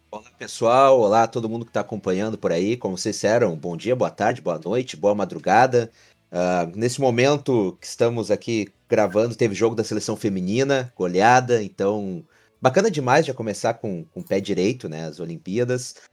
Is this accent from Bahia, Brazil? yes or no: no; Camaquã, Rio Grande do Sul, Brazil; Fui criado indo em Núcleo dos Colorados, aqui em Camacuã